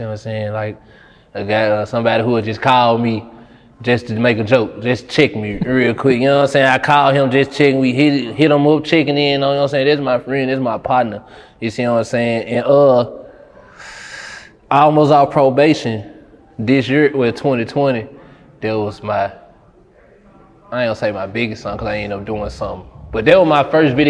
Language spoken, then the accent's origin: English; Memphis, Tennessee, United States; Growing up in Memphis